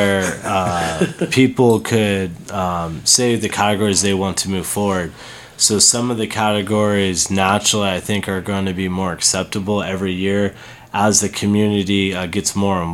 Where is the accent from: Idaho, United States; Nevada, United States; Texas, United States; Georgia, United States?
Nevada, United States; Las Vegas; born and raised in Vegas